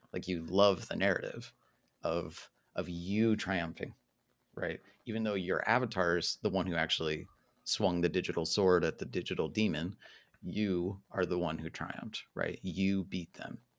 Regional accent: Utah, United States; moved away as an adult; also born or lived in Illinois / Southern Germany; now in Germany; I was uh, born and raised in Utah

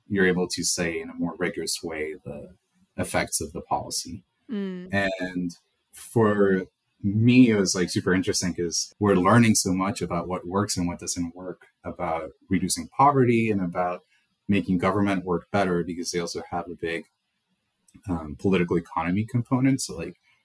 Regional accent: El Salvador; moved away; also born or lived in Connecticut / New York; I was born and raised in El Salvador

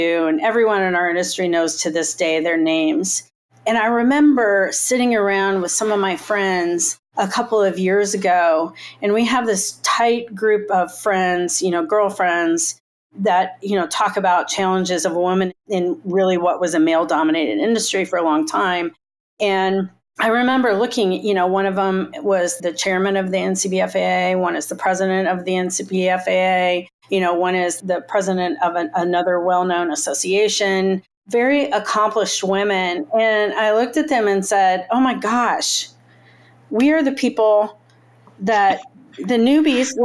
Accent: Indiana, United States; I grew up in Indiana

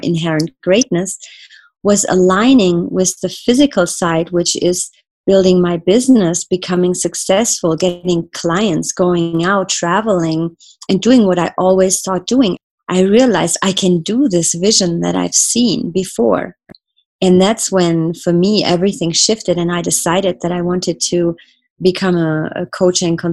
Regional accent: Germany; I grew up in Germany

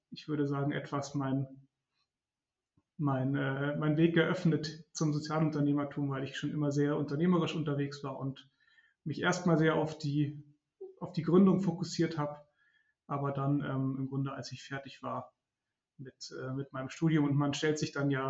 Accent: Munich, Bavaria, Germany; also born or lived in Regensburg; Ich komme aus München ursprünglich, bin dann aber kurz nach Siena, um ein halbes Jahr Italienisch zu lernen.

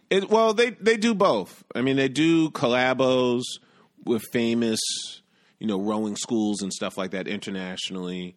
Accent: New York City, New York, United States; also born or lived in Bronx / Brooklyn; I grew up in Manhattan, did a stint in the Bronx, and I currently live in Brooklyn

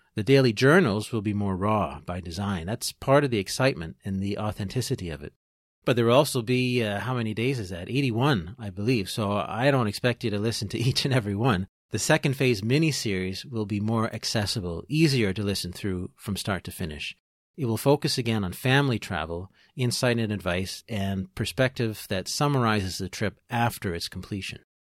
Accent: Peterborough, Ontario, Canada; now in Trois-Rivières, Canada; I am originally from Peterborough, Ontario, I'm a proud Canadian

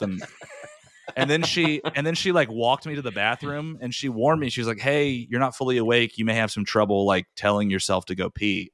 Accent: Raleigh, North Carolina, United States; moved away as an adult; also born or lived in New York; born and raised in Raleigh

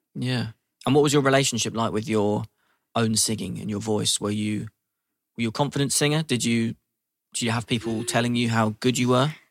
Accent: London, United Kingdom; growing up in London

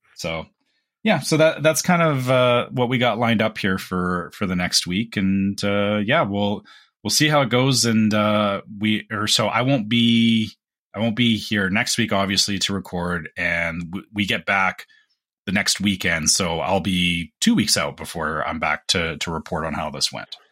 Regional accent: Canada; we're Canadian

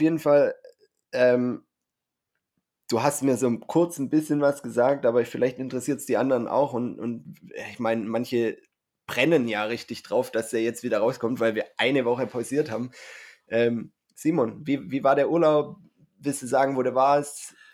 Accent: Swabia, Baden-Württemberg, Germany; ich bin ja Schwabe

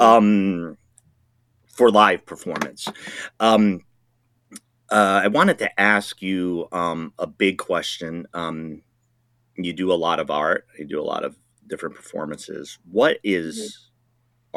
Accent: Rhode Island, United States; moved away; I'm originally from Rhode Island

